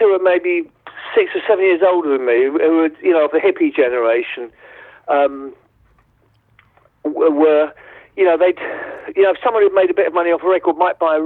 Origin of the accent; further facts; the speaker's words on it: Colchester, East of England, United Kingdom; we're from Colchester, and we were a really tight little glam rock band